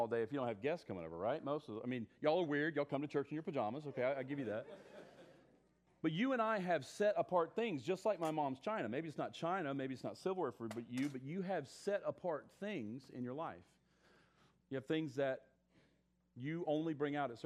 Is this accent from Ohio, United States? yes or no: no; South Carolina, United States; accent: southern; moved away; I'm originally from South Carolina